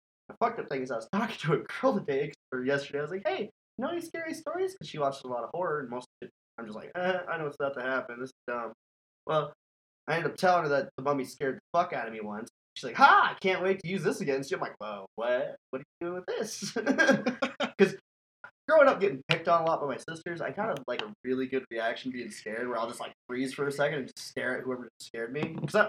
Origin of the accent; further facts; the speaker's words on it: North Dakota, United States; moved away; I can't even get my Canadian accent. I've been out of North Dakota for too long.